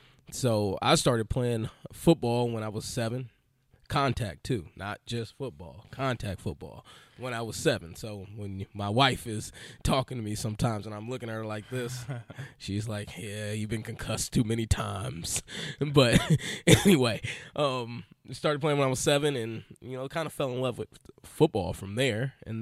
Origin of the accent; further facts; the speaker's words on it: Illinois, United States; moved away as an adult; now in Philadelphia, United States; I was a little skinny kid, grew up in Illinois, and had seven brothers and sisters.